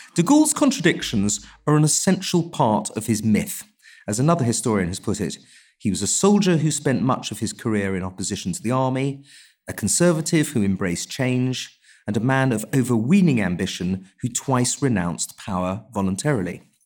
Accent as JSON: {"language": "English", "region": "England", "country": "United Kingdom", "said": "I'm also an Englishman"}